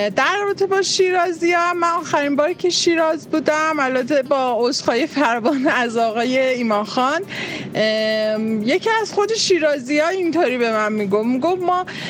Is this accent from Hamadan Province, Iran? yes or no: no; Tehran, Tehran Province, Iran; also born or lived in Khomein; ما هم که تو تهران به دنیا اومدیم